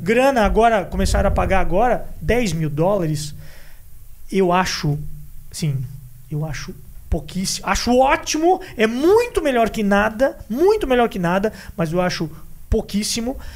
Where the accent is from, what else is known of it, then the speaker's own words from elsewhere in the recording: Brazil; a gente aqui, como brasileiro